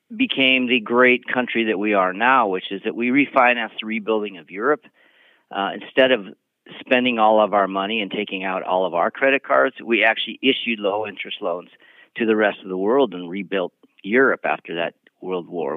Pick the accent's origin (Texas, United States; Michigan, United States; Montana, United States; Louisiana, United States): Montana, United States; I've dealt with similar issues in the state of, of Montana